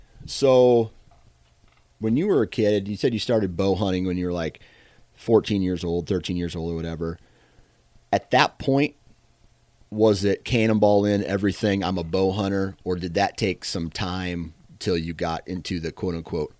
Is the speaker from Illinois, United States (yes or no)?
no; Iowa, United States; granted, I'm from Iowa. So I'm living in the land of giants is what some call it.